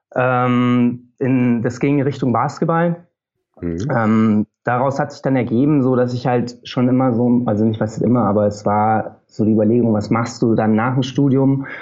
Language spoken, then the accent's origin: German; Oberammergau, Bavaria, Germany; moved away as an adult; also born or lived in Munich; now in Berlin, Germany; Ich komme sonst aus Bayern, bin jetzt seit drei Jahren, guten drei Jahren, lebe ich in Berlin. Bin ähm, aus Oberammergau ursprünglich